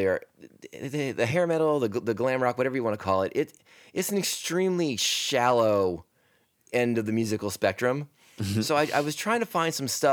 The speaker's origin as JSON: {"language": "English", "region": "Maryland", "country": "United States", "tie": "born or raised there", "moved": "as an adult", "lives_now": "San Diego, United States", "said": "I was growing up on the East Coast. I was growing up in Maryland"}